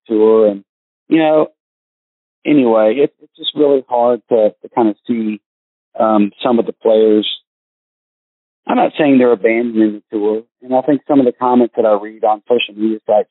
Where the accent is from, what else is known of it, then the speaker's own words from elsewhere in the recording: United States; I'm from the United States